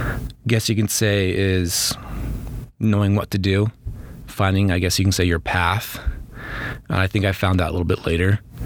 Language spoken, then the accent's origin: English; California, United States; moved away as an adult; now in Rexburg, Idaho, United States; I'm from California. Came over here about three semesters ago with my wife